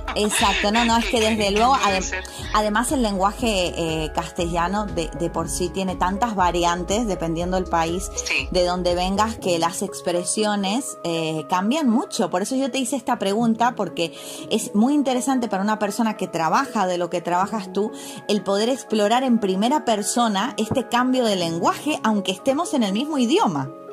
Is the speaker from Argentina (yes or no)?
yes; Argentina; moved away as an adult; now in Canary Islands, Spain; como decimos nosotros en, Argentina